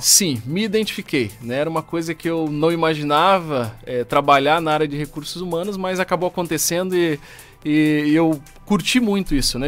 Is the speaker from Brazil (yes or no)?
yes; Brasília, Federal District, Brazil; now in Joinville, Brazil; sou de Brasília, né? Não sou joinvilense, mas adotei Joinville como minha cidade do coração, já moro aqui há muitos anos